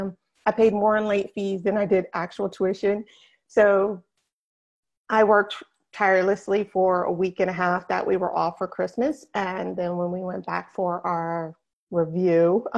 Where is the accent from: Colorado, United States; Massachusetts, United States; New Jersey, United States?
New Jersey, United States; now in West Palm Beach, United States; I am from New Jersey. Born and bred New Jersey girl all the way.